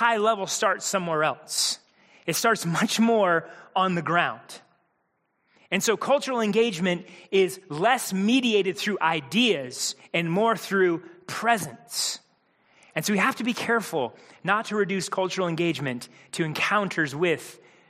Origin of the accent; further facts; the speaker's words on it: Midwest, United States; Mindy and I, growing up in the Midwest